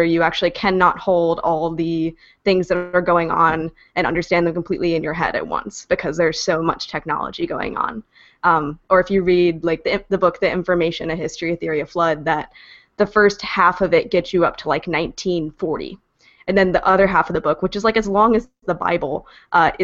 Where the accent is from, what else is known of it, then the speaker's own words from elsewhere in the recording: Kentucky, United States; now in Philadelphia, United States; I'm actually originally from Kentucky